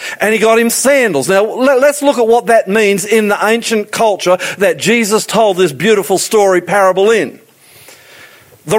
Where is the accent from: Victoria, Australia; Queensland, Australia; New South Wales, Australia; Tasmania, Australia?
Queensland, Australia; moved away; I'm a Queenslander.